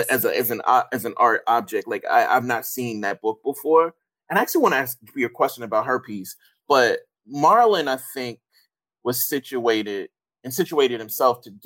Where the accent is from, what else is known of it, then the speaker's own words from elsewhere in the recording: Mississippi, United States; I come from Mississippi, right? The blackest state in the union